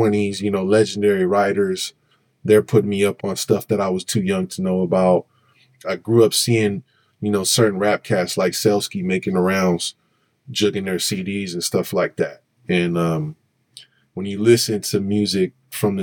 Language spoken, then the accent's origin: English; San Francisco, California, United States; growing up in Lakeview? It was dope, but it was like a foggy, desolate cut that was full of families.